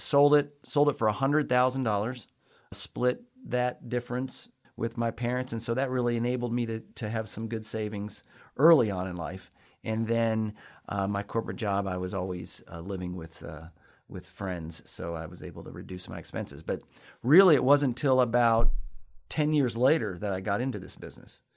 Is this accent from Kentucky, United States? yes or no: yes; Lexington, Kentucky, United States; I'm from Lexington, Kentucky. Born, uh, raised here on the north side of Lexington.